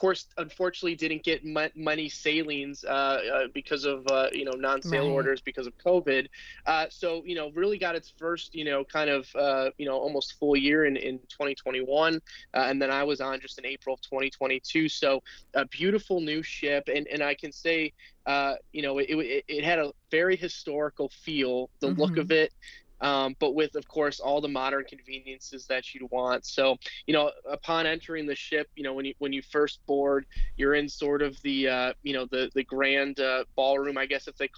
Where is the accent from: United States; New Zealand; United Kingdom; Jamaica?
United States; Midwest; also born or lived in Cape Girardeau, Missouri / New Orleans, Louisiana / St. Louis, Missouri; growing up in the Midwest